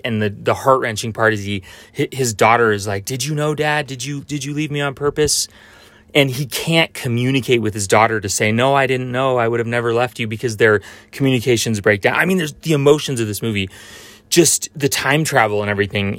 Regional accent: United States; I grew up in Tahoe

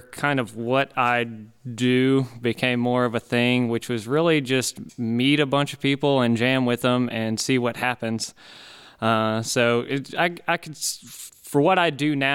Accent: Munford, Tennessee, United States; also born or lived in Martin, Tennessee; I'm originally from Munford, Tennessee, which is about 40 minutes north of Memphis.

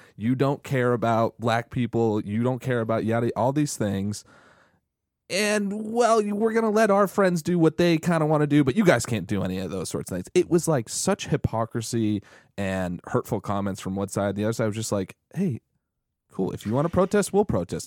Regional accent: New England, United States; I grew up in in New England

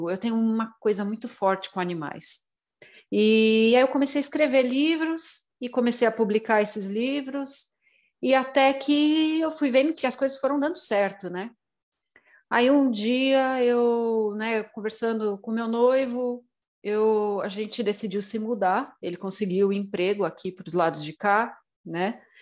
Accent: Brazil; É, eu cresci no meio do mato no Brasil. Então, para mim, eu sempre fui muito mais da natureza, da magia natural

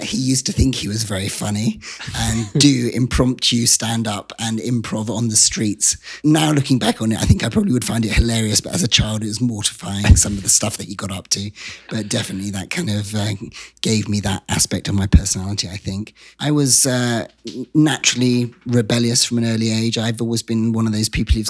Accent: Wiltshire, South West England, United Kingdom; moved away; I grew up in an area of England called Wiltshire

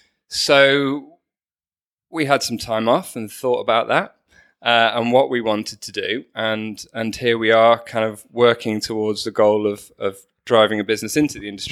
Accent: Manchester, North West England, United Kingdom; So I'm actually a northerner, despite my accent. {S3} I know. Newcastle. {S2} So I grew up in Manchester

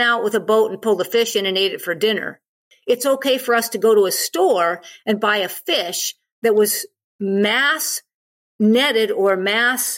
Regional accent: United States; I'm an American. I'm from the United States.

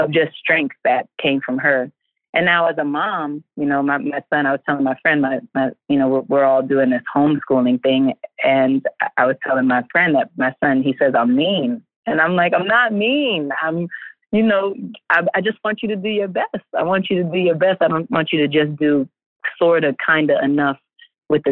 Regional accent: New York City, New York, United States; a girl growing up in Hell's Kitchen in Harlem in New York City.

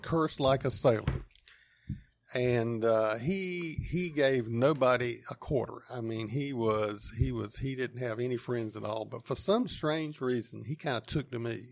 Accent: Wendell, North Carolina, United States; I grew up on a farm a couple miles outside of town, and, uh, it's in eastern Wake County

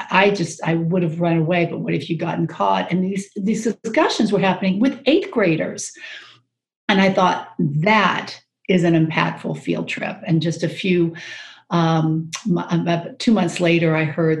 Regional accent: Jacksonville, Florida, United States; moved away as an adult; also born or lived in Hawaii; now in Maryland, United States; I actually grew up in Jacksonville, Florida

